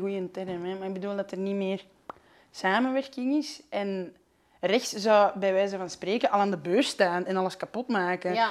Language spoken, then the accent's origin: Dutch; Flanders, Belgium; ik ben een Vlaming.